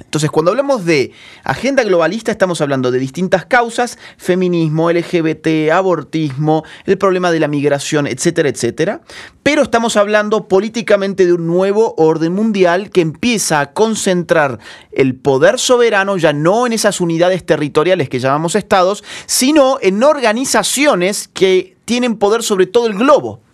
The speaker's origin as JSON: {"language": "Spanish", "country": "Argentina", "said": "como decimos en, Argentina"}